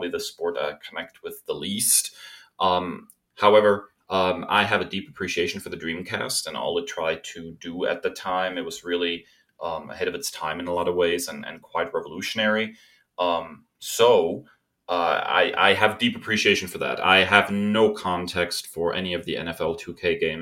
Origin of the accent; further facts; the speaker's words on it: Germany; moved away; I am a German